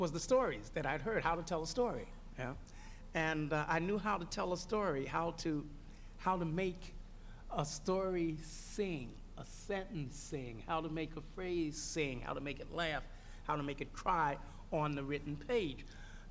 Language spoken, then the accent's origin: English; New York City, New York, United States; growing up in Harlem?